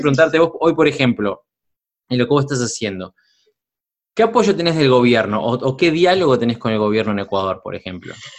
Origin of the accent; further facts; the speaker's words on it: Uruguay; Uruguay, mi país natal